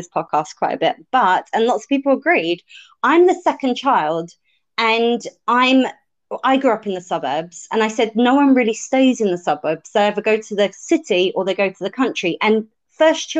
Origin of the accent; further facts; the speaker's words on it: United Kingdom; I'm British